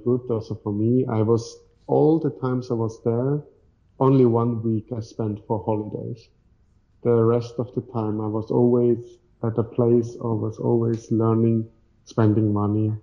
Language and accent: English; Switzerland; So in Switzerland, we, for example, have like a group chat